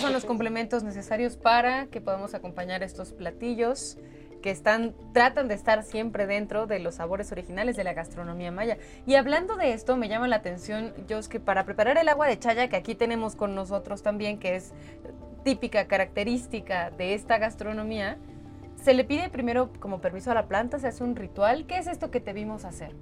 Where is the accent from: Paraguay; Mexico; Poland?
Mexico; nuestra identidad como mexicanas y mexicanos